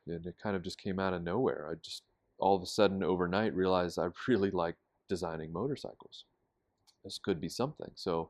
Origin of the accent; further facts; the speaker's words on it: Pittsburgh, Pennsylvania, United States; I grew up, born and raised in Pittsburgh, and never really had a reason to come to Alabama.